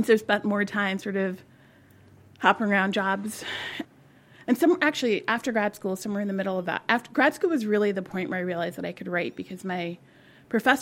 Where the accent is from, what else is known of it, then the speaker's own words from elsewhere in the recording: New York City, New York, United States; I was born about 10 miles from here, also in Queens, but a different part. And I grew up in Queens